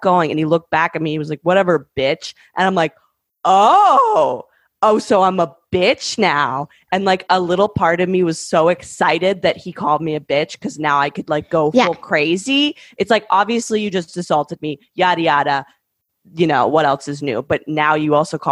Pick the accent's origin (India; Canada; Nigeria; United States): Canada; moved away; I'm from Canada